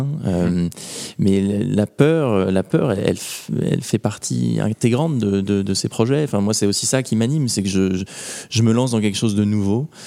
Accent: Normandy, France; je viens de Normandie

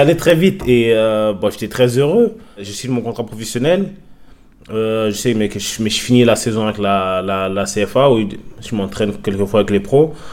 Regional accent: France; moved away as an adult; also born or lived in England; je suis français

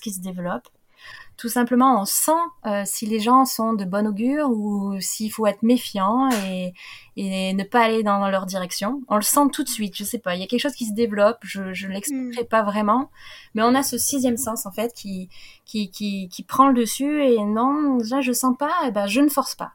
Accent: France; moi en tant que petite française

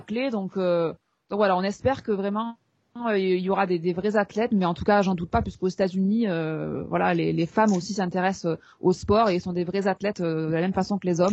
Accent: France; chez nous en France

